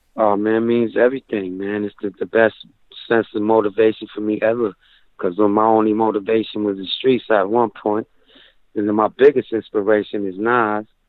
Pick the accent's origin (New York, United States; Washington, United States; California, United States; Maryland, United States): New York, United States; Rochester; in Rochester is is great. You know, it's home base